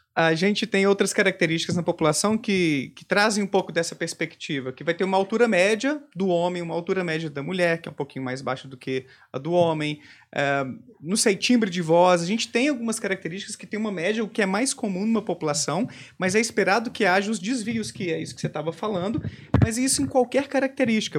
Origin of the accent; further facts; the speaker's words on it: Bom Despacho, Minas Gerais, Brazil; moved away; Eu morava no interior de Minas, Bom Despacho, né, minha terra natal.